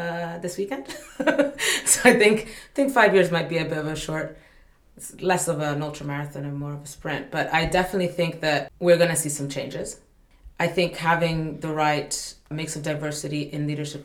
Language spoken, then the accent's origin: English; Malawi; I come from Africa in the end, I come from Malawi